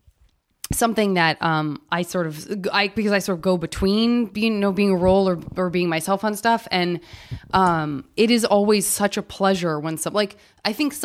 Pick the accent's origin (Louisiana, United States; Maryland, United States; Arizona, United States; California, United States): Arizona, United States; Tucson; I'm from Arizona